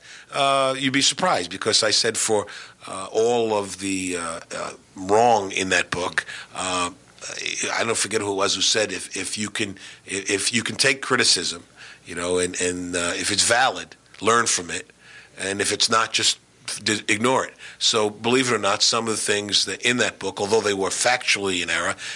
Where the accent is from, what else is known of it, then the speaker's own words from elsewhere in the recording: New York City, New York, United States; moved away; also born or lived in North Carolina; growing up in Queens and watching my dad's basketball teams play